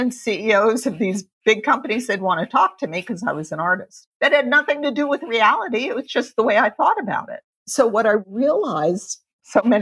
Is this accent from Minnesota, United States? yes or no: no; Pittsburgh, Pennsylvania, United States; moved away as an adult; now in New York City, United States; grew up in Pittsburgh, Pennsylvania